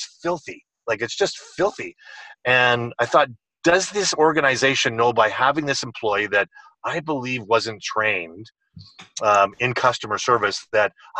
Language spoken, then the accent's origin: English; British Columbia, Canada; I'm in Calgary today, but I'm actually from British Columbia on the West Coast